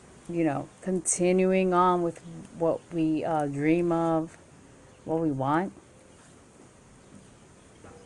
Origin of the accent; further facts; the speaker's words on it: New York City, New York, United States; Born and raised in Queens, New York